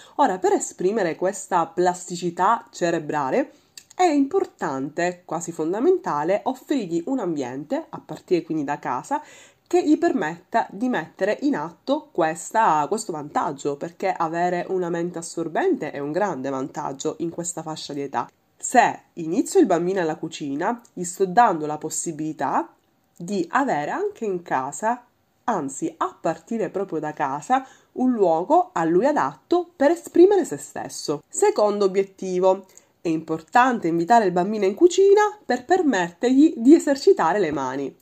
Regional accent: Sicily, Italy; la mia terra, che è la Sicilia

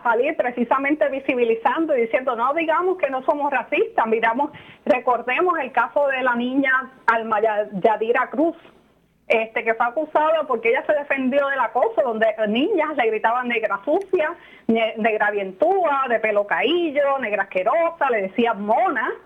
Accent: Puerto Rico

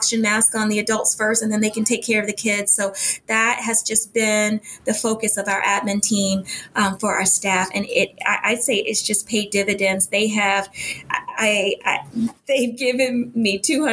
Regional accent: Tidewater area, Southeast Virginia, United States; moved away; This is back in Southeast Virginia, where I'm from. I'm from the Tidewater area originally

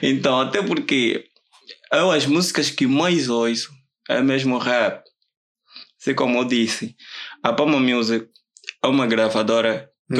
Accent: Viana, Luanda Province, Angola; also born or lived in Huíla, Angola; Nasci na Willa e com os meus 10 anos vim viver aqui. Estava aqui em Luanda

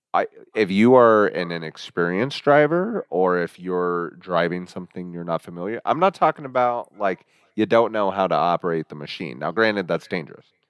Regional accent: Midwest, United States; also born or lived in Kansas; we're from the Midwest

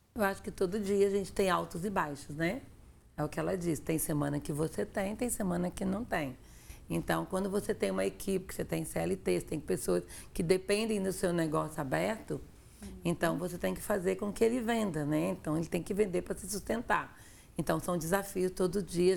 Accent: Afonso Cláudio, Espírito Santo, Brazil; moved away; eu sou de Afonso Cláudio, sou do interior

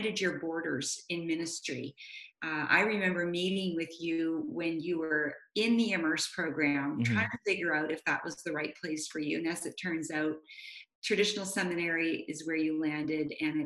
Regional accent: Vancouver, British Columbia, Canada; I grew up in Vancouver

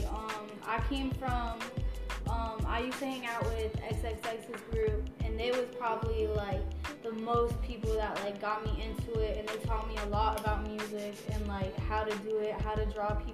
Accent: Broward County, Florida, United States; also born or lived in West Palm Beach, Florida / Alabama; now in Orlando, United States; I'm from Broward County. I kind of was all over the place between uh, West Palm Beach and Broward growing up.

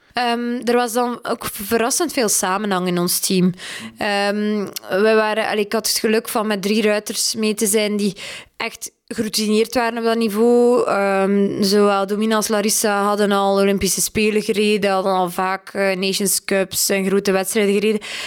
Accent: Belgium; wij zijn een klein dressuurland

